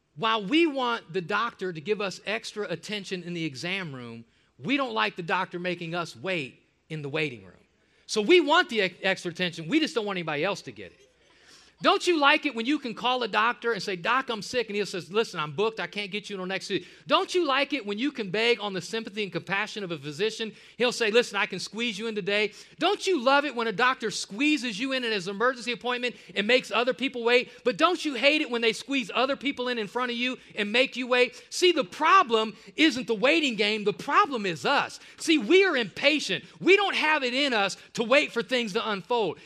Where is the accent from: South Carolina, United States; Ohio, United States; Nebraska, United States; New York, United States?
Ohio, United States; Cleveland; moved away; Cleveland, my hometown, my home stomping grounds